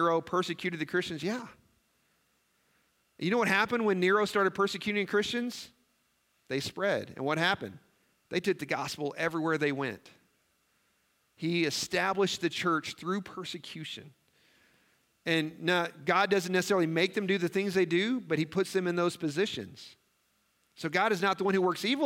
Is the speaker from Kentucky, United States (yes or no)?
no; Missouri, United States; now in Nebraska, United States; I grew up in Missouri.